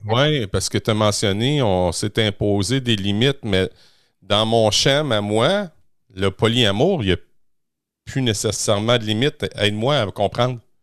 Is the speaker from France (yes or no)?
no; Quebec, Canada; chez nous, au Québec